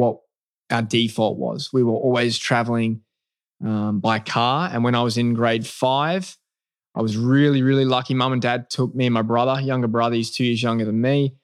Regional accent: Melbourne, Victoria, Australia; moved away as an adult; also born or lived in Adelaide, Australia; That's really where I lived most of my life before making the move to America

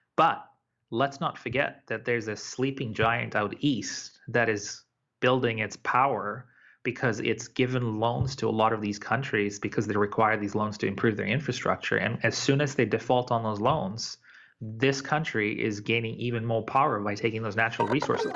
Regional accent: Tanzania; moved away; I was born in Tanzania.

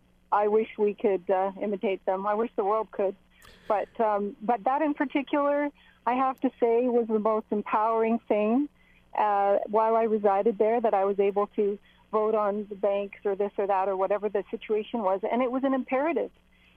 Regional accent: Canada; also born or lived in Switzerland; I'm a Swiss citizen and a Canadian citizen, and I was raised here in Canada by Swiss parents. I've lived in Switzerland

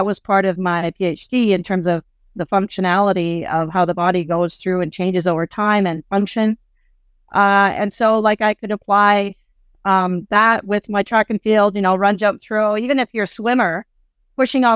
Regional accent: Canada; also born or lived in Nigeria; I'm a Canadian living in Africa

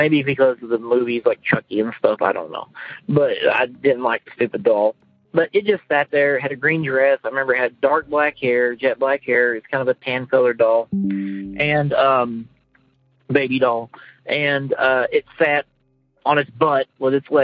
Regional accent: eastern Oklahoma, United States; now in Kansas, United States; when I was growing up in eastern Oklahoma

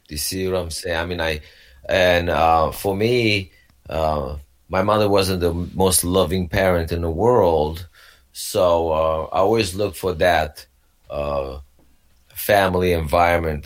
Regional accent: Romania; moved away; I grew up in uh, Romania. Back then, it was a communist Romania

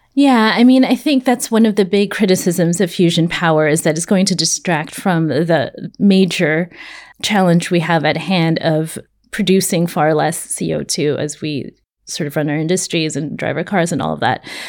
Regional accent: California, United States; I'm from California.

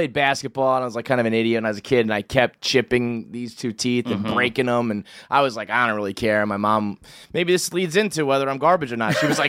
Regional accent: New York City, New York, United States; born or raised there; also born or lived in King of Prussia, Pennsylvania / Pelham, Westchester, New York

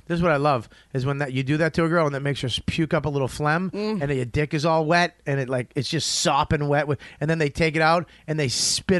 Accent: Australia; And I'm from Australia.

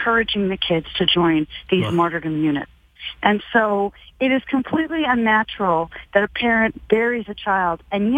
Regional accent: Canada; I'm Canadian

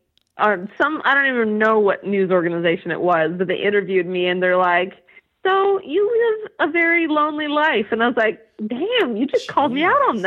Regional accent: California, United States; also born or lived in Utah; now in New Jersey, United States; I'm from California originally

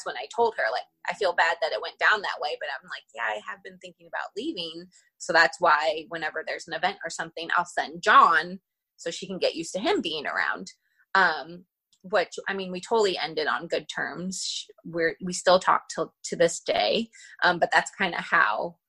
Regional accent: Northern California, United States; born or raised there; moved away as an adult

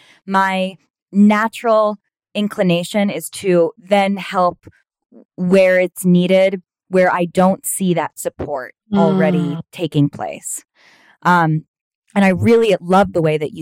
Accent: New York, United States; I'm a New Yorker

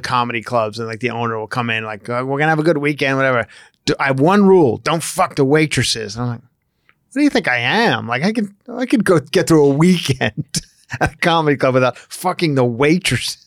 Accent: Long Island, New York, United States; moved away; my hometown of Long Island

